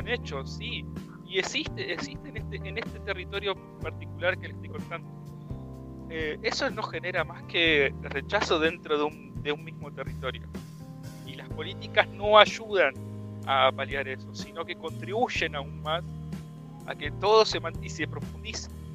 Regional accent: Buenos Aires Province, Argentina; yo, como bonaerense

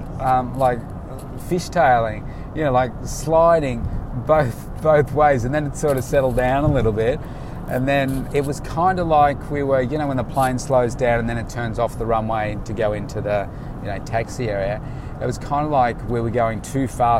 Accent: Melbourne, Victoria, Australia; I'm from Melbourne

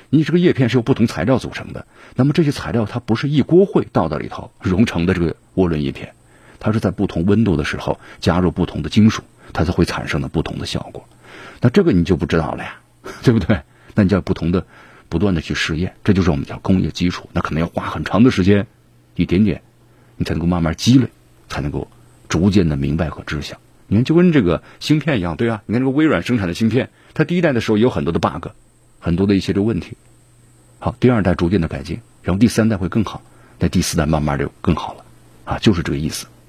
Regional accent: China; 我们中国人的腰板儿越来越硬气了

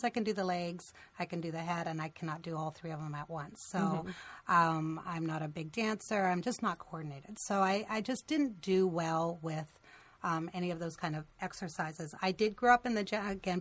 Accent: Canada; moved away as an adult; now in United States; I grew up in Canada, and I moved to the States in 1986, so I was 23 years old.

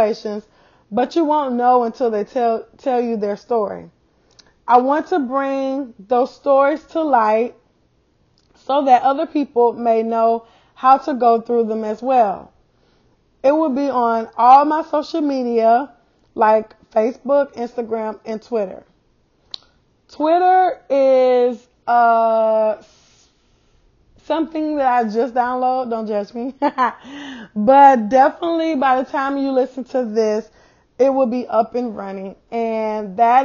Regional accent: South Carolina, United States; moved away as an adult; now in Texas, United States; I'm from South Carolina, and I moved to Texas 2 years ago. I live in South Carolina all my life

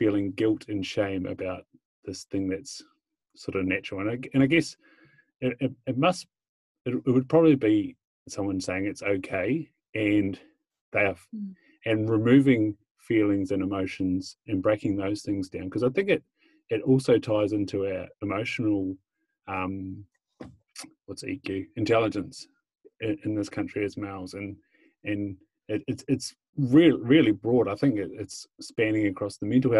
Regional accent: Invercargill, Southland, New Zealand; Growing up in Invercargill

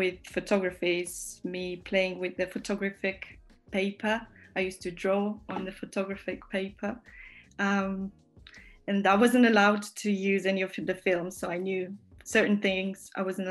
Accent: Romania; now in Northampton, United Kingdom; I'm from Romania, but I live in UK.

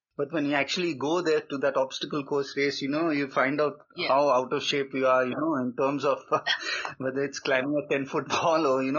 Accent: Kuwait; also born or lived in Goa, India / UAE; I was born in Kuwait, that Middle East country, yep, next to Dubai, and did my schooling there. And originally from a small state in India called Goa.

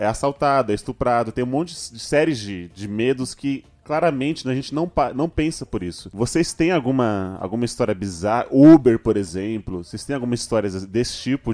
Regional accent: São Paulo, Brazil

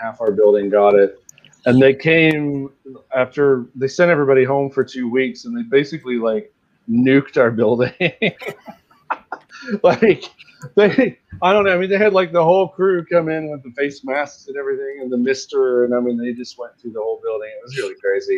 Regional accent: West Virginia, United States; I'm from West Virginia.

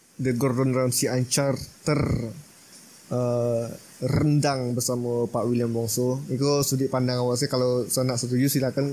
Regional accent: Minangkabau, West Sumatra, Indonesia; sebagai orang Minang

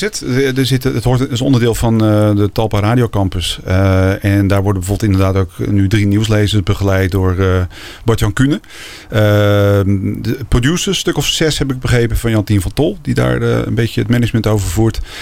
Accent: Netherlands; als Nederlandse

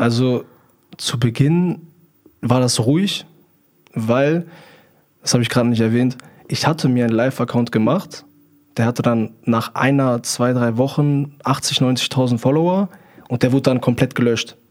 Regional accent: near Hanover, Lower Saxony, Germany; Ich komme aus der Nähe von Hannover

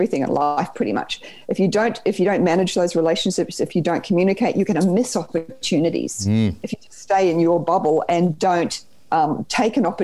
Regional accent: New Zealand; accent: Kiwi twang; now in Australia; I grew up in New Zealand. You might hear the little Kiwi twang there.

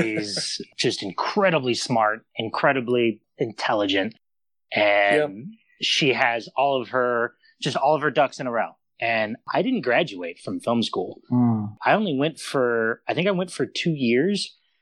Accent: Phoenix, Arizona, United States; moved away as an adult; now in Los Angeles, United States; Phoenix, born and raised in Phoenix.

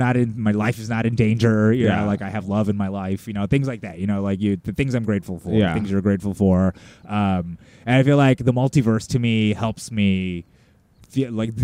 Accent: United States; as Americans, we can't help but to be sociopaths on some level

